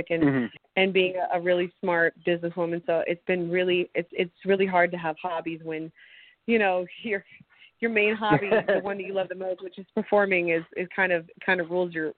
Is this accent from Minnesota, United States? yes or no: no; Nashville, Tennessee, United States; also born or lived in Phoenix, Arizona / Brentwood, Tennessee / Franklin, Tennessee; So I was born in Phoenix, Arizona, 1985. And I moved to Nashville with my mom and my brother.